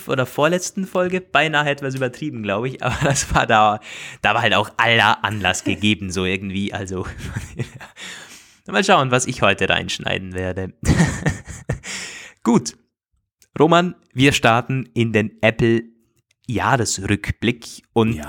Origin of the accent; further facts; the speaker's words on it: Austria; bei uns in Österreich